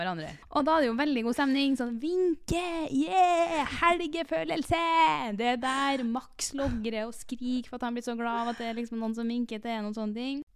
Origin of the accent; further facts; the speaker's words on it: Trondheim, Trøndelag, Norway; moved away as an adult; also born or lived in Oslo; jeg flytter til Trondheim nå, skjønner du, for jeg er fra Trondheim